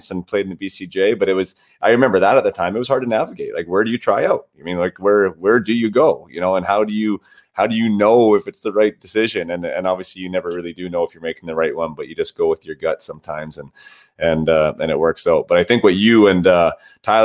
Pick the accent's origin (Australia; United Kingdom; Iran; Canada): Canada; Vernon, British Columbia; I was obviously from Vernon